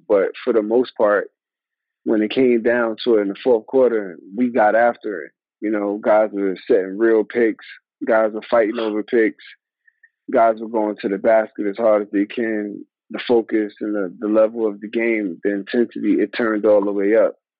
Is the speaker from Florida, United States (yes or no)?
no; New York, United States; moved away as an adult; also born or lived in Atlanta / Minnesota; I grew up in New York in a melting pot where it was black, white, Chinese, Puerto Rican, Italian, all different type of races.